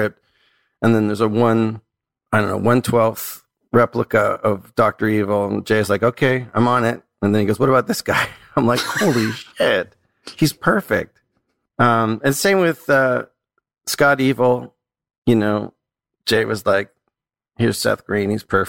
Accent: Toronto, Ontario, Canada; I'm like Canadian

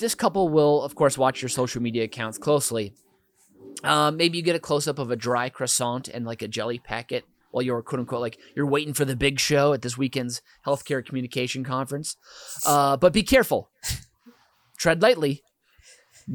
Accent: Minneapolis, Minnesota, United States; rollerblades were invented in my hometown. Thank you very much, the Twin Cities

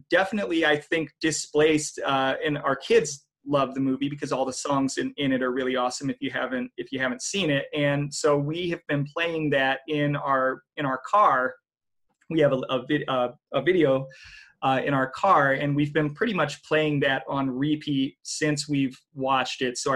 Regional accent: Texas, United States; I grew up in Texas.

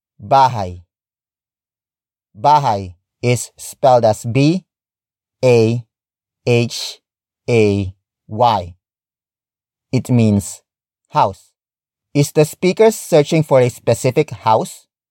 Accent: Philippines; my home country

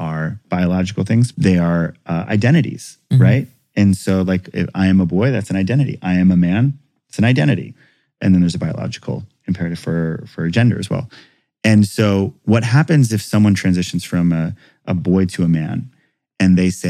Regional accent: Hawaii, United States; growing up in Hawaii

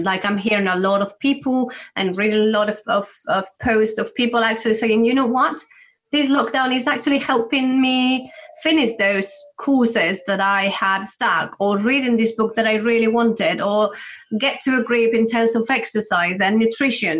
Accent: Spain; moved away as an adult; now in United Kingdom; I'm from Spain

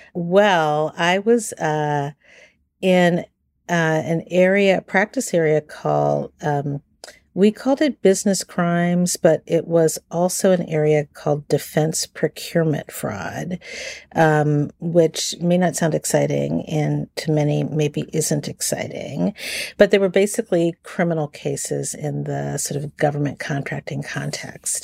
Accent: Washington, District of Columbia, United States; I grew up in Washington, D C. I'm a native Washingtonian

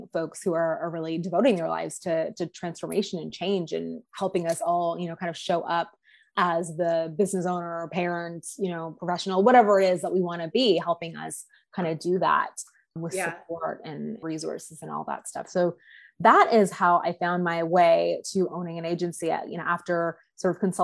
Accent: Canada; also born or lived in Toronto, Ontario; So I am a Canadian. I'm in the country we currently know as Canada. I live just outside of Toronto, Ontario

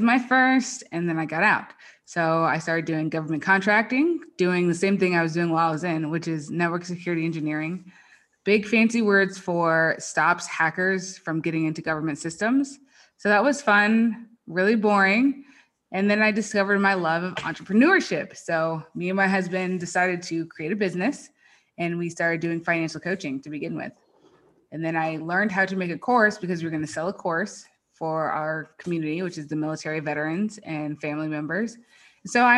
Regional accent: Marietta, Georgia, United States; moved away as an adult; also born or lived in Virginia; now in Las Vegas, United States; I grew up in Marietta, Georgia. I lived there my entire life until I joined the military. So I was 21, same house, same everything, never moved

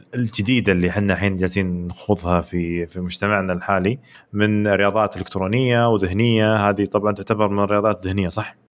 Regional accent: Saudi Arabia; عندنا في السعوديه

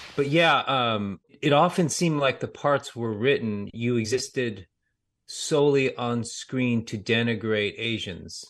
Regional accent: United States; I grew up in America

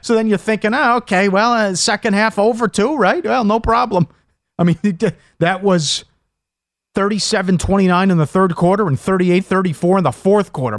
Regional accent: Minnesota, United States; growing up in Minnesota

